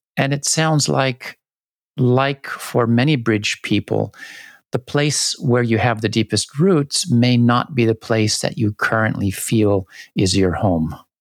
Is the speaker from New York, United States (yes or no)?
no; San Diego, California, United States; now in Japan; where I grew up in San Diego in California